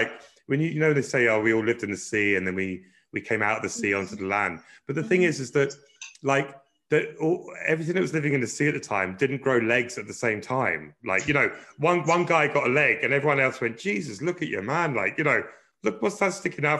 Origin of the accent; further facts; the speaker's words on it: London, United Kingdom; moved away as an adult; now in Ireland; we were really lucky growing up in Brixton